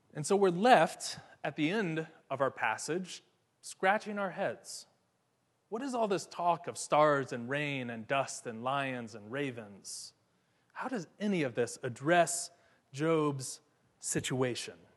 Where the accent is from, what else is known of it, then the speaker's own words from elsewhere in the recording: Ohio, United States; now in Atlanta, United States; my hometown in Ohio